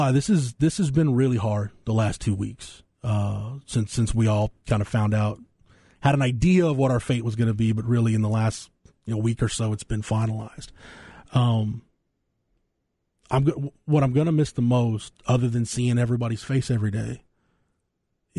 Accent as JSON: {"language": "English", "town": "Florence", "region": "Texas", "country": "United States", "tie": "born or raised there", "said": "I got a chance to talk about my hometown"}